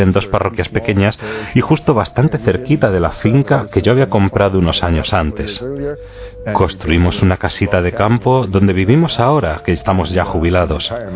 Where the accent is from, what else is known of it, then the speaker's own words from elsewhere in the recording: Milwaukee, Wisconsin, United States; Spanish is a second language; moved away as an adult; also born or lived in Green Bay, Wisconsin / Kenosha, Wisconsin / Minnesota / Strasbourg, France; Yo nací en Wisconsin, Milwaukee, en 1940